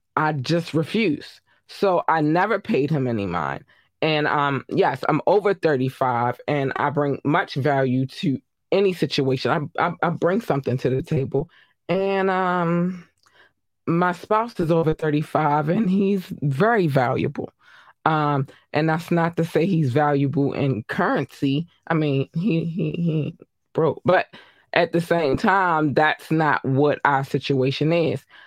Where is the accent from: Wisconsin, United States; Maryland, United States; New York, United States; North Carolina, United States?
Maryland, United States; Baltimore; I'm from Baltimore